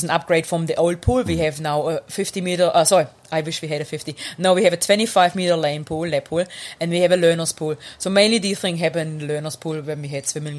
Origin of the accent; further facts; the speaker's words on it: Germany; English is a second language; moved away as an adult; now in New Zealand; I grew up in Germany